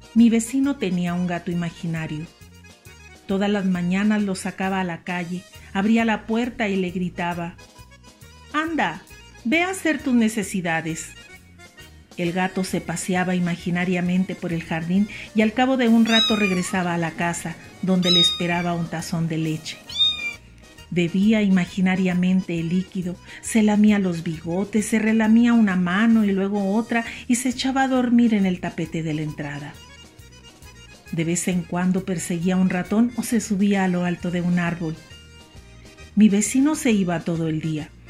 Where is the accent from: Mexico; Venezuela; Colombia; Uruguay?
Mexico; also born or lived in Chihuahua, Chihuahua; Soy mexicana, vivo en Chihuahua, Chihuahua